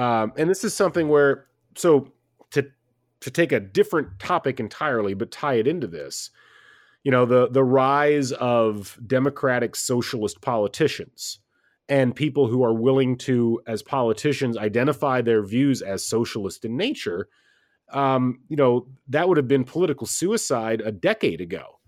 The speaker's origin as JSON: {"language": "English", "region": "Midwest", "country": "United States", "tie": "born or raised there", "said": "I grew up in the Midwest"}